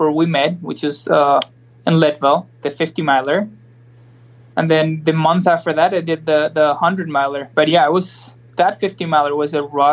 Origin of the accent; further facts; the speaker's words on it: Argentina; moved away as an adult; also born or lived in Boulder, Colorado; now in Denver, United States; I'm from Argentina originally, and I've been living here in the U.S. Since 2009.